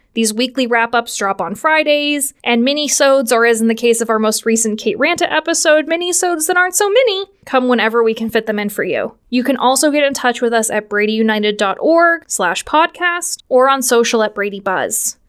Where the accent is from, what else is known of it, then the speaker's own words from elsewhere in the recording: Washington, Pennsylvania, United States; I am from the Pittsburgh area. I hail from good old Washington, P A, which essentially makes me a yinzer.